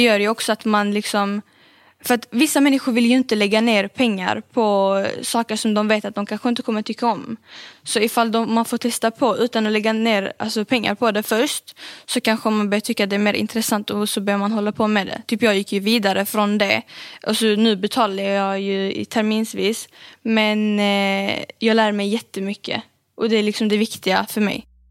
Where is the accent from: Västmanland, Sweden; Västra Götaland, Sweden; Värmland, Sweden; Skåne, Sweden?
Skåne, Sweden; Malmö; jag är född här i Sverige och eh, bor i Malmö